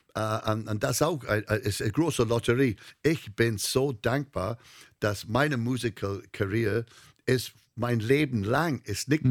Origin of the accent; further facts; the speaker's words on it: North Wales, United Kingdom; German is a second language; moved away as an adult; now in Hamburg, Germany; ich komme aus Nordwales